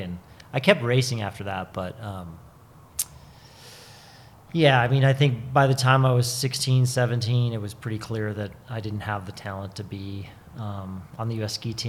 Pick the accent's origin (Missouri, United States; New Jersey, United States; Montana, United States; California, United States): Montana, United States; Butte; They had a ski shop in Butte, Montana that I grew up working